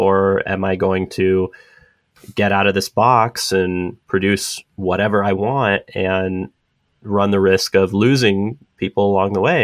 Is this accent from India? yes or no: no; San Diego, California, United States; moved away as an adult; now in San Francisco, United States; I grew up in San Diego